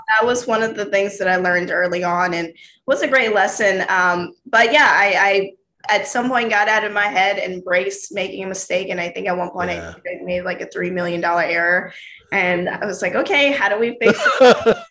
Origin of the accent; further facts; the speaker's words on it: the South, United States; I'm from the South